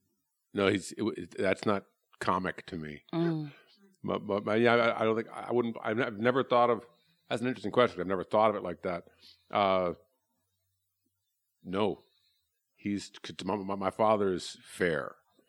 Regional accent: Chicago, Illinois, United States; I'm from Chicago originally.

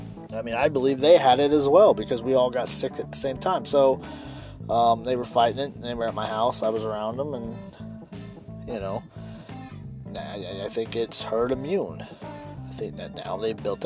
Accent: United States; as an American

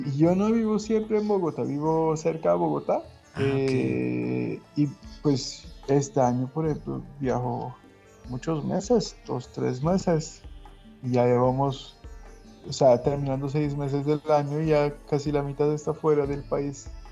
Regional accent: Balıkesir, Turkey; Spanish is a second language; moved away as an adult; also born or lived in Ankara, Turkey; now in Colombia; Yo soy de Balıkesir

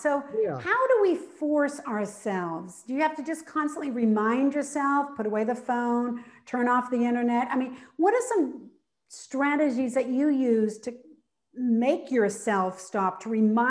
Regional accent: New England, United States; and now I live in Florida, but I grew up in New England.

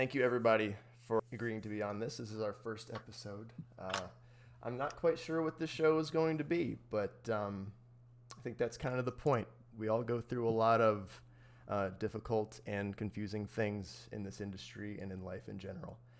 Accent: Midwest, United States; now in California, United States; I grew up in the Midwest

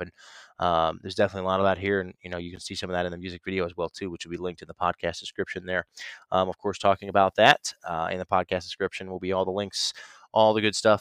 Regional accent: Ohio, United States; my home state of Ohio

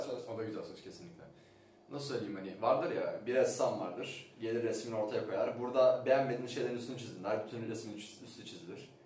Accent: Istanbul, Turkey; Ben doğma büyüme İstanbul'da büyüsem

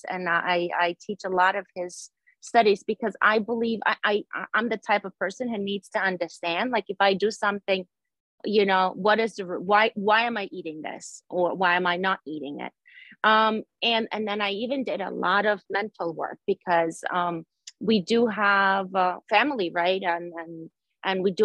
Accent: Ukraine; now in New Jersey, United States; I live in New Jersey. Originally, I'm from Ukraine

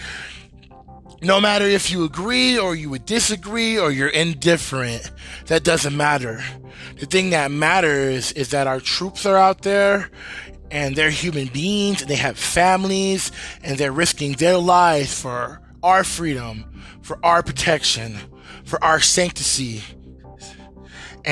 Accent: United States; I am an American and I love America and this is my home and this is where I was born and raised

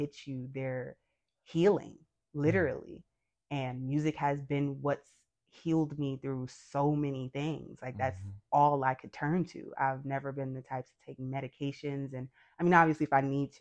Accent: Detroit, Michigan, United States; born and raised in Detroit, grew up on the West Side

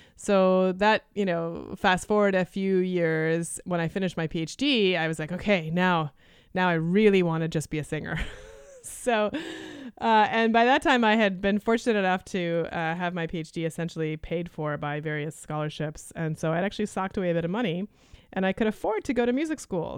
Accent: Canada; first language Lithuanian; English is a second language; moved away; I was born in Canada, and my parents were, um, refugees from Lithuania

